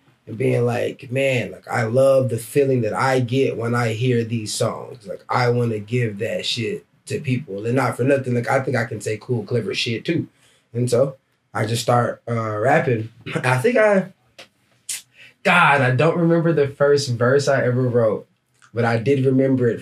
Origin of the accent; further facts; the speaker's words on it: Dallas, Texas, United States; moved away as an adult; now in Portland, United States; I'm from Dallas, Texas.